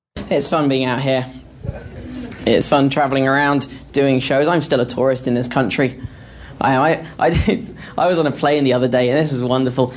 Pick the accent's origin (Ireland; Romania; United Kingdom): United Kingdom; England; accent: English